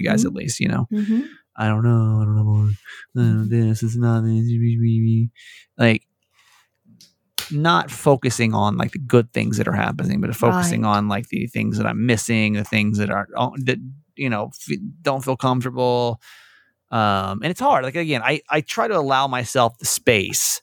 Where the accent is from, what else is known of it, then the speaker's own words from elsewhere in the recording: Georgia, United States; now in Maryland, United States; a kid that was born and raised in Georgia